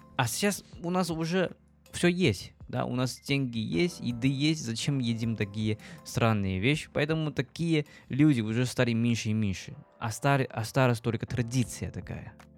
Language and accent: Russian; China; Russian is a second language; moved away as an adult; now in Saint Petersburg, Russia; я из Китая